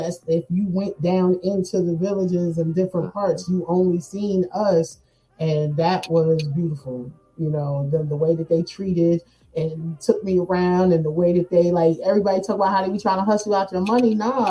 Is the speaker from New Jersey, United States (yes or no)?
yes; New Jersey, United States; It's like nobody wanted to hire me because I came from New Jersey.